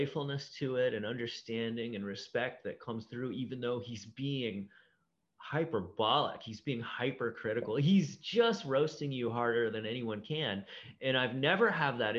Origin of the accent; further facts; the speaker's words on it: Ohio, United States; I grew up in Ohio